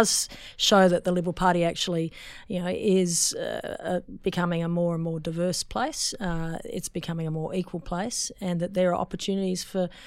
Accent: Sydney, New South Wales, Australia; I grew up on the North Shore of Sydney

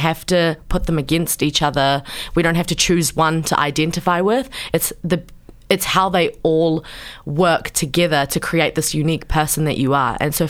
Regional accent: New Zealand; born or raised there; accent: Kiwi; also born or lived in Pakistan

